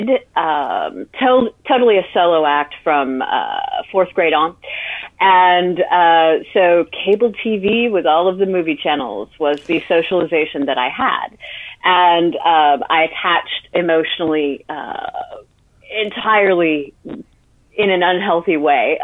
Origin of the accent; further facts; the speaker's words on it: Midwest, United States; I grew up in the Midwest